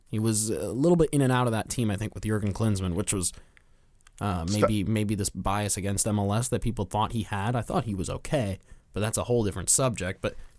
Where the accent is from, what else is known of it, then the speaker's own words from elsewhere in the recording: Los Angeles, California, United States; Well, I grew up in Los Angeles.